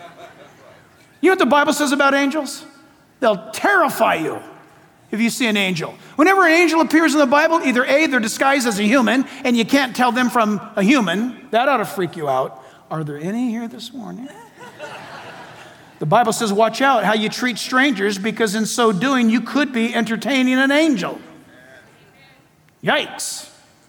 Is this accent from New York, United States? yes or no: no; San Diego, California, United States; Shadow Mountain Church in my hometown, San Diego